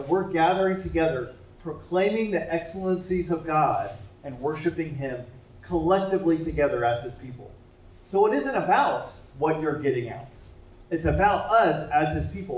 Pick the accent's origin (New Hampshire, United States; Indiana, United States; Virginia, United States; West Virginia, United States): Indiana, United States; Indianapolis; I'm from Indianapolis, and our biggest sporting event is the Indy 500